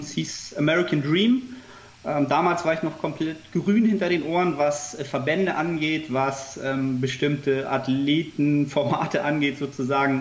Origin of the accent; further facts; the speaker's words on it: Hamburg, Germany; ansonsten bin ich ähm, Hamburger Jung. man sagt hier so mal, ich habe Hamburg im Herzen